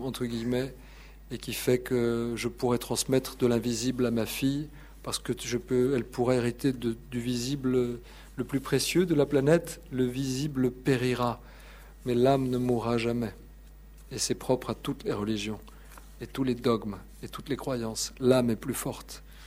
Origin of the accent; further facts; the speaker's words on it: Paris, Île-de-France, France; je venais de Paris